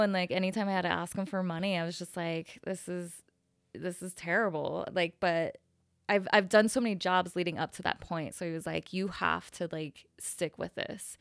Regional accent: Salt Lake City, Utah, United States; moved away as an adult; also born or lived in San Francisco; now in Dallas, United States; I grew up in Salt Lake City, Utah. Um, and I left when I was about twenty-two

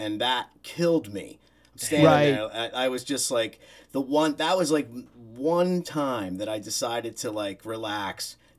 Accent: Chalfont, Pennsylvania, United States; also born or lived in Philadelphia; I grew up in Chalfont, Pennsylvania. A little, basically at the time was a little farming town, you know. And I lived there till I was about 18 or 19.

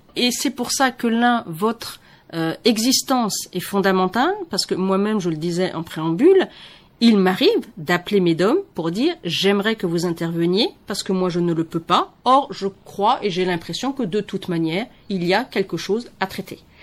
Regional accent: Benin; en tant que béninois

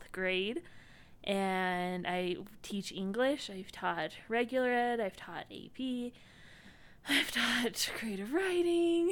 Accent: Utah, United States; We are both from Utah

